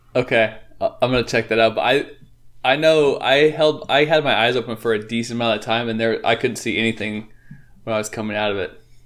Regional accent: Northeast Oregon, United States; also born or lived in Portland, Oregon; I grew up in Northeast Oregon

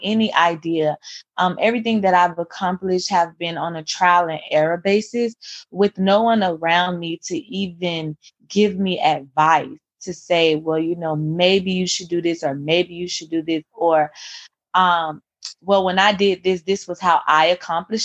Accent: Miami, Florida, United States; also born or lived in Tallahassee, Florida; I am originally from Miami, Florida. I currently still live in Miami

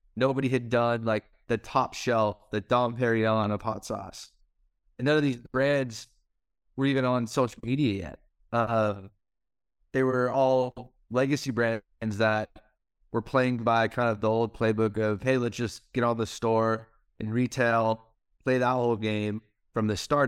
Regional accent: Chino Hills, California, United States; I grew up in Southern California, uh, Chino Hills, California

